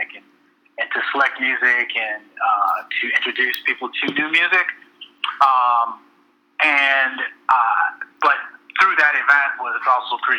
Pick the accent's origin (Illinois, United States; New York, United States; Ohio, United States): Illinois, United States; Elgin; I'm from Elgin, which is a suburb of Chicago